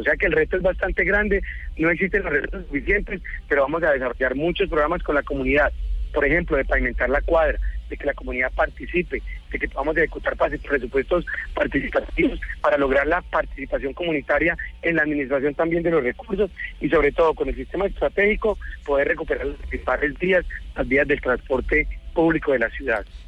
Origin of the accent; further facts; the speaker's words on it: Neiva, Huila, Colombia; moved away; also born or lived in Bogotá; aquí nos vinimos para esta ciudad que, que es más querida, que es más tranquila, en la cual pues es de una última vez la tierra donde yo nací